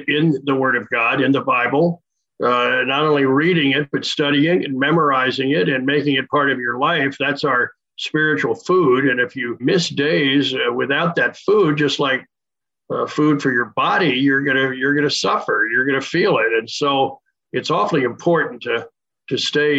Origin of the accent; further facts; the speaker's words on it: Wilmington, Delaware, United States; moved away as an adult; also born or lived in Winston-Salem, North Carolina / Spartanburg, South Carolina; now in Orlando, United States; I grew up in Wilmington, Delaware, and was a church-going kid